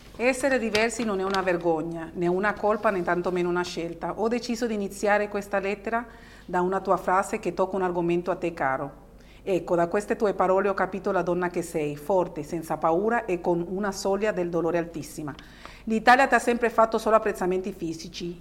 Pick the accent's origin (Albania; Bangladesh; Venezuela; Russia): Venezuela; born or raised there; now in Italy